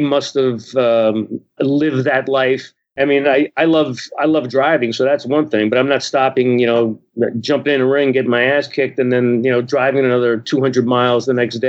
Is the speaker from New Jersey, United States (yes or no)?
yes; New Jersey, United States; moved away as an adult; also born or lived in Montreal, Canada; now in Vancouver, Canada; I live in Canada, but I grew up here in New Jersey